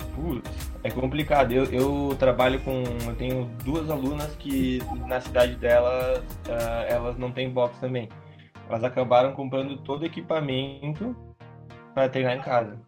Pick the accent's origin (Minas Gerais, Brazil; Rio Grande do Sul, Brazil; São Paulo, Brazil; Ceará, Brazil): Rio Grande do Sul, Brazil; Bento Gonçalves; eu sou aqui de Bento